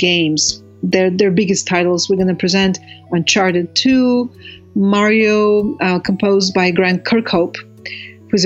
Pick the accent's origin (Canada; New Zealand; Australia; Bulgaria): Bulgaria; I grew up in Bulgaria